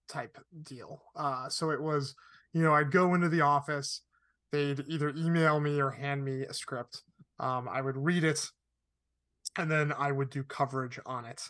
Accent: Connecticut, United States; moved away as an adult; also born or lived in Arizona; now in Los Angeles, United States; I grew up in Connecticut.

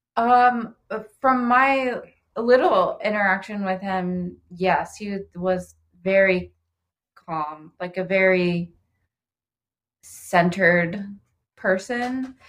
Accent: Oxford, Ohio, United States; now in Cincinnati, United States; I'm originally from Oxford. Ohio, and moved to Cincinnati for pastry school

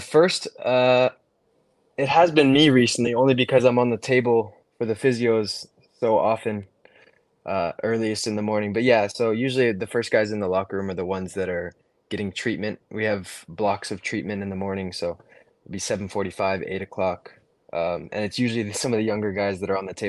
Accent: Santa Barbara, California, United States; I grew up in Santa Barbara, California, playing club soccer my whole life

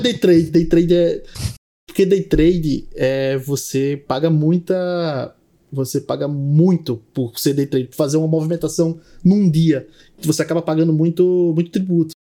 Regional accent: João Pessoa, Paraíba, Brazil; sou de João Pessoa, nascido e criado

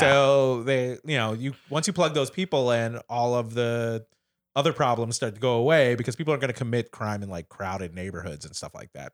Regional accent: Kansas City, Missouri, United States; also born or lived in New York City area; now in New York City, United States; I'm originally from Kansas City, Missouri

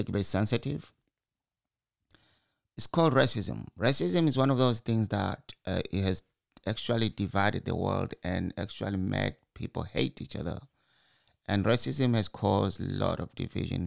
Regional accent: Zimbabwe; I'm from Zimbabwe and I can walk from my mother's house

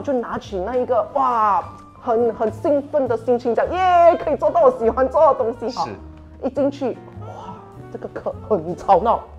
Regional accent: Penang, Malaysia; 因为刚好我是槟城人，他也是槟城人哈，所以我们就谈了很多事情啊

